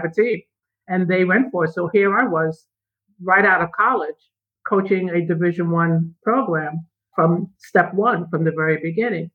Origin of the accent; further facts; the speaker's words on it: New York City, New York, United States; moved away as an adult; I'm from New York City. I grew up in Harlem